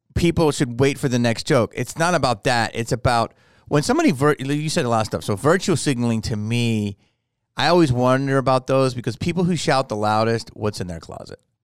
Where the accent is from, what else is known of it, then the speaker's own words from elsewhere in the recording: Philadelphia, Pennsylvania, United States; moved away; I grew up in Philly